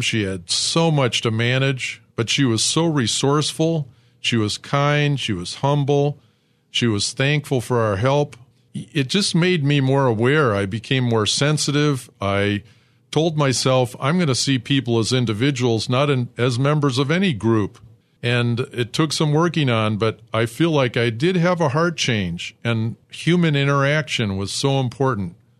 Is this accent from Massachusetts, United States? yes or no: no; suburb outside of Detroit, Michigan, United States; I was born in Detroit, but I grew up in an all white suburb outside of Detroit.